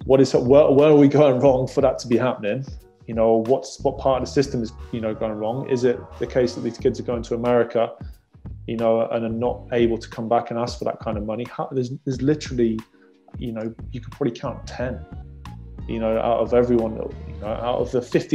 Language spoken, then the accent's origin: English; United Kingdom; You know, that falls into our favor as British, you know, but we just have to produce better players.